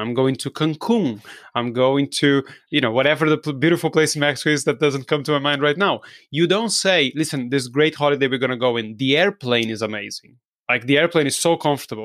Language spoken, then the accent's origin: English; Brazil; English is a second language; I'm, I'm from Brazil. I don't sound like an English person or an American person.